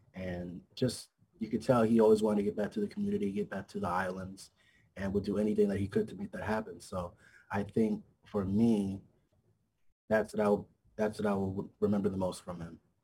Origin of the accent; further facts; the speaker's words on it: Hawaii, United States; also born or lived in New York; raised okay. out here in Hawaii